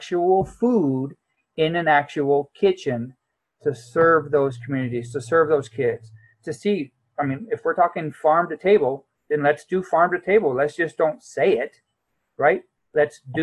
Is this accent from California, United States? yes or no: yes; San Diego, California, United States; I grew up in San Diego where I don't remember seeing a tree until I joined the Marine Corps